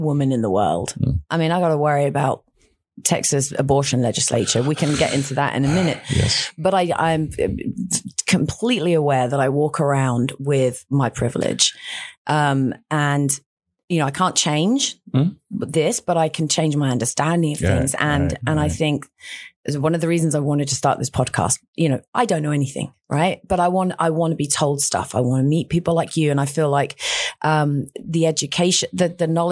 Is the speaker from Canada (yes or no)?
no; United Kingdom; now in Austin, United States; I'm from Great Britain